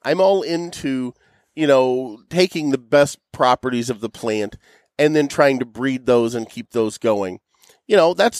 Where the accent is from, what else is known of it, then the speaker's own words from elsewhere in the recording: Southern Illinois, United States; I'm from Southern Illinois. It's not the South, but it's Southern Illinois.